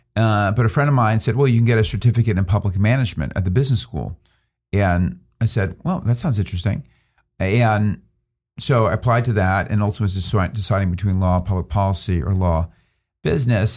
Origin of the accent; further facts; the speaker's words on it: Philadelphia, Pennsylvania, United States; moved away as an adult; also born or lived in New York / Western Massachusetts / Stanford, California; now in California, United States; born in New York, but really Philadelphia is where I grew up, suburban Philadelphia.